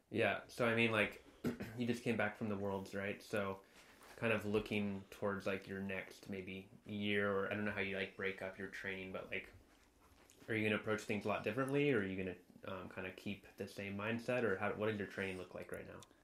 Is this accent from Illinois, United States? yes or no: no; Santa Barbara, California, United States; growing up in Santa Barbara